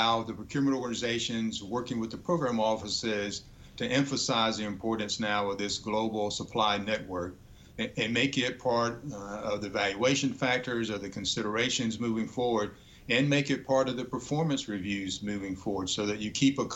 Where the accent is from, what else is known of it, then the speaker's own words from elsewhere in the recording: Georgia, United States; I grew up in Georgia